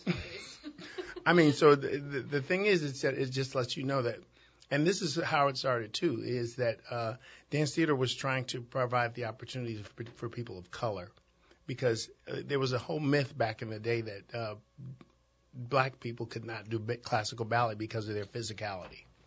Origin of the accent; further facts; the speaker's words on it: Chicago, Illinois, United States; I grew up in Chicago, Chicago's inner city